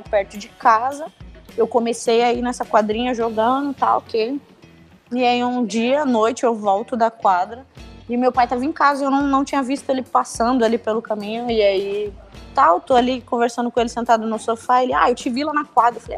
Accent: São Luís, Maranhão, Brazil; now in São Paulo, Brazil; eu sou de São Luís do Maranhão, né?

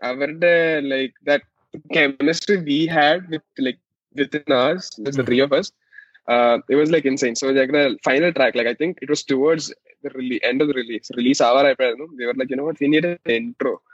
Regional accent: Kerala, India; first language Malayalam; English is a second language; because I was from since I was from Malayalam, it's not my strengths.

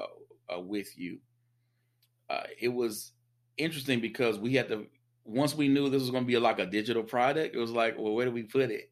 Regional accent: the South, United States; I'm a Southerner

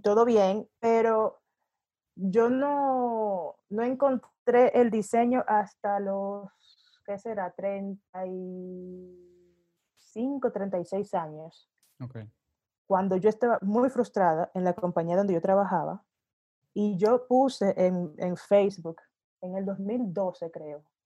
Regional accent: Santo Domingo, Distrito Nacional, Dominican Republic; moved away as an adult; also born or lived in Sweden / Denmark; now in Mexico; yo soy de Santo Domingo, República Dominicana, de origen, y viví básicamente la mitad de mi vida en, en la Europa nórdica, en Suecia y en Dinamarca

